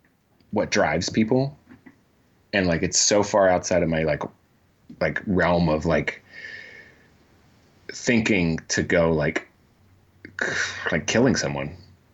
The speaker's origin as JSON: {"language": "English", "region": "Georgia", "country": "United States", "said": "This is how you know I'm from Georgia."}